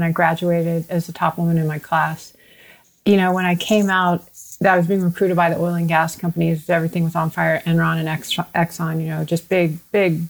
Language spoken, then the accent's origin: English; Houston, Texas, United States; I was born and raised in Houston, Texas